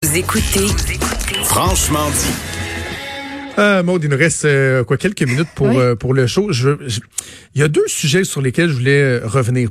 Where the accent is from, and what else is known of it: Quebec, Canada